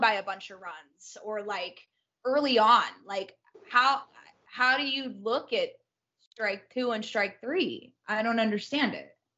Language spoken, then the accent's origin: English; Orange County, California, United States; born and raised in Orange County, California